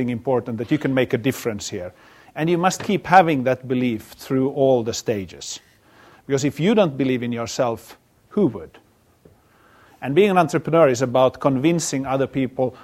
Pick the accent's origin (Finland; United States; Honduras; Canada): Finland; moved away; I come from Finland